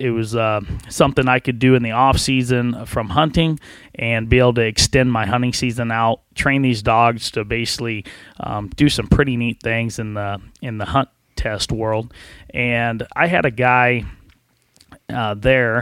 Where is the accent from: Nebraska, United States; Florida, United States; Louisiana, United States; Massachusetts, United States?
Nebraska, United States; Central; I was from Central Nebraska, out by Hastings and Harvard area